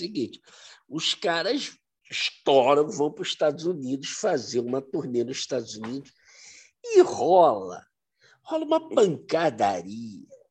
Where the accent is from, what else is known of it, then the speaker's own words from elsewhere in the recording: Brazil; a gente como brasileiro